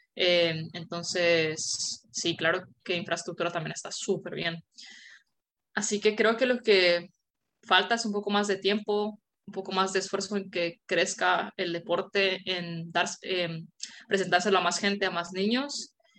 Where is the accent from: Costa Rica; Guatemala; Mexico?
Guatemala; moved away; yo me fui de Guatemala antes de que, antes de que las terminaran y solo jugábamos en dos canchas todo el equipo